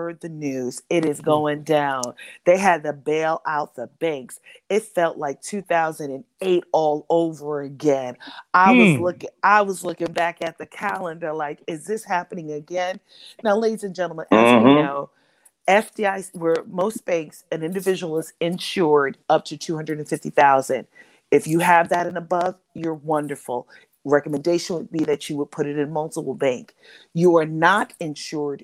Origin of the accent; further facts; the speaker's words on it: New York City, New York, United States; I am from Harlem